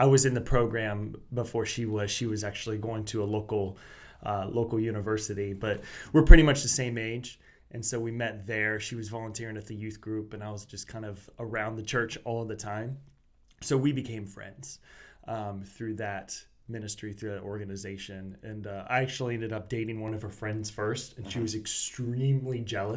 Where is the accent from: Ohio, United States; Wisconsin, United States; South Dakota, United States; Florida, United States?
Florida, United States; Bradenton; also born or lived in Fort Myers, Florida; now in Melbourne, United States; I grew up in Bradenton, Florida, which is on the south side of the Tampa Bay